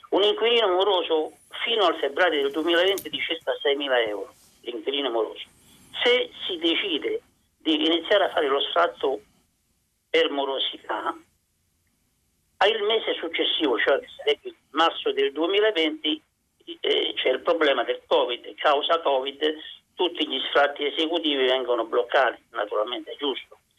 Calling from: Rome, Lazio, Italy; siamo da Roma.

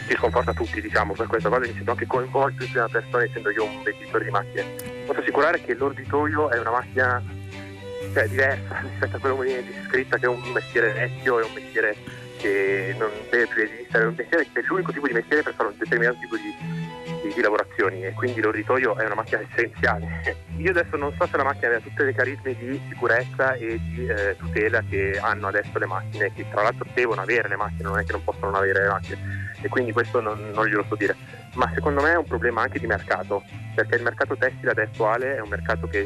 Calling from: Turin, Piedmont, Italy; siamo da Torino.

